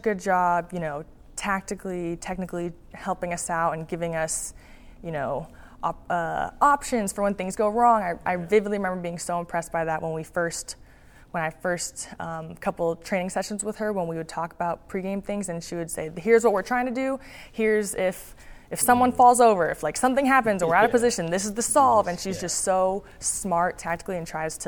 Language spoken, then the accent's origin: English; Bellevue, Washington, United States; I'm from Seattle, I'm really from Bellevue